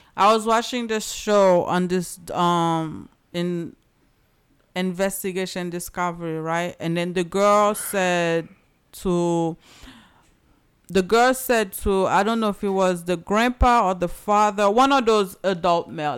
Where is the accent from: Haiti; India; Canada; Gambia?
Haiti; moved away; I'm from Haiti